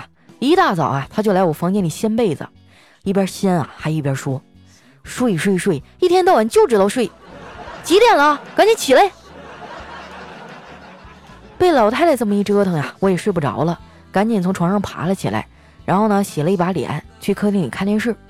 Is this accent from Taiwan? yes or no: no; Northeast China, China; 不瞒你们说啊，我们东北人呢，除了蘸酱菜啊，啥基本上都不生吃。